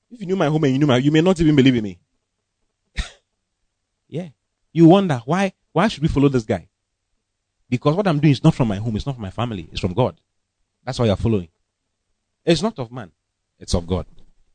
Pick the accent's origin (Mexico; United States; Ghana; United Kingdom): Ghana; Accra, Greater Accra; moved away as an adult; also born or lived in Kumasi / Kema; now in Accra, Ghana; I was born and bred in Accra